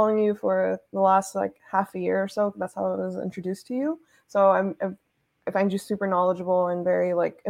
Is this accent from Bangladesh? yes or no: yes; Bangladesh; now in Canada; I'm originally from Bangladesh, but I live in Canada.